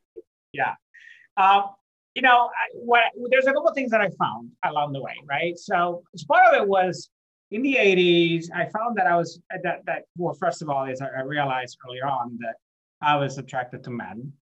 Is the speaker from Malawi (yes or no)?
no; Puerto Rico; moved away; also born or lived in Jacksonville, Florida, United States; I was born in Puerto Rico